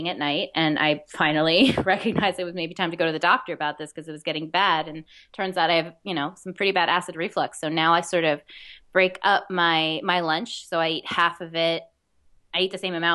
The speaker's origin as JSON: {"language": "English", "area": "Westchester", "region": "New York", "country": "United States", "tie": "born or raised there", "said": "I grew up mainly in Westchester, but almost all my family lived in the city, my extended family"}